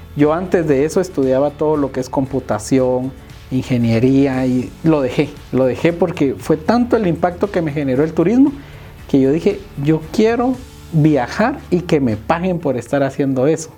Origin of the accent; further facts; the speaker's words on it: Guatemala; debemos romper como sociedad guatemalteca